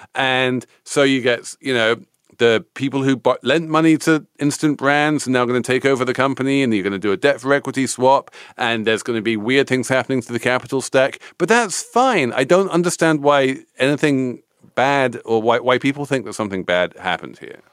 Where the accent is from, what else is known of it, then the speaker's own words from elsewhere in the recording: England, United Kingdom; As an English person